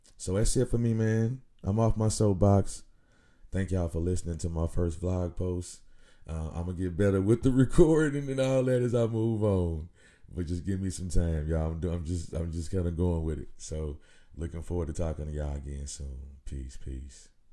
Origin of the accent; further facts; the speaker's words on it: Nashville, Tennessee, United States; my hometown here in Nashville